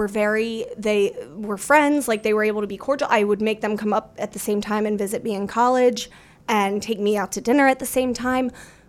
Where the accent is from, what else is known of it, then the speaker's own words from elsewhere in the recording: Winter Haven, Florida, United States; I grew up like in Florida, in Winter Haven, Florida, outside of Orlando.